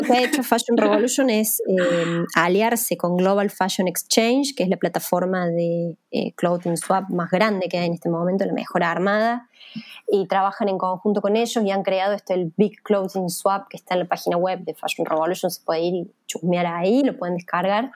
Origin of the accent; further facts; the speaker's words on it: Villa María, Córdoba, Argentina; moved away; yo soy de Villa María, que es una ciudad chica de Córdoba, originalmente